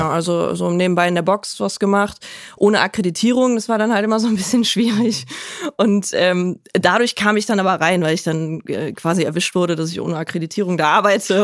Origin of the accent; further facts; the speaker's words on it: Cologne, North Rhine-Westphalia, Germany; ich bin in der Innenstadt groß geworden